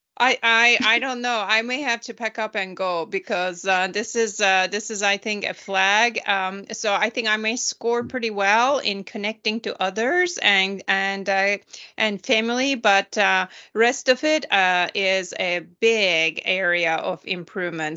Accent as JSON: {"language": "English", "country": "Turkey", "moved": "yes", "said": "I'm from Turkey"}